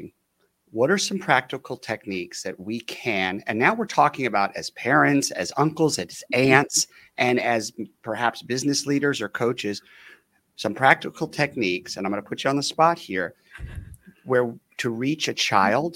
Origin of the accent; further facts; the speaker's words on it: Los Angeles, California, United States; I grew up